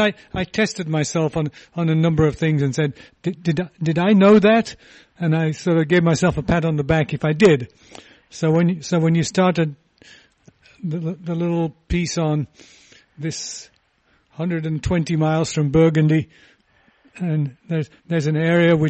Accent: England, United Kingdom; moved away; When I was growing up in England

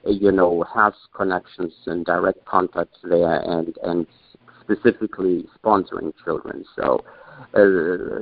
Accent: Germany; moved away; also born or lived in Afghanistan; in the 60s, my family moved to Germany, and I was, and then I grew up there

